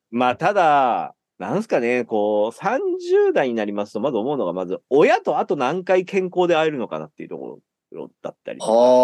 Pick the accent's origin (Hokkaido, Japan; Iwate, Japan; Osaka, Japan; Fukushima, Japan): Fukushima, Japan; now in Tokyo, Japan; 僕はですね、出身が福島県なんですけども